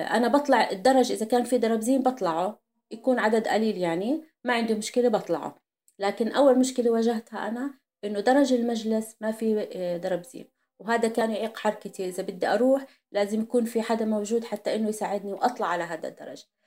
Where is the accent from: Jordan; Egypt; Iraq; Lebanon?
Jordan; عندنا بالاردن